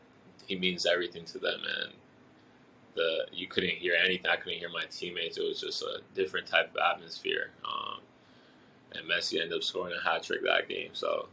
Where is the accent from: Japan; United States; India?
Japan; born there; So my dad's from Haiti, and my mom's from Japan. I was born in Japan.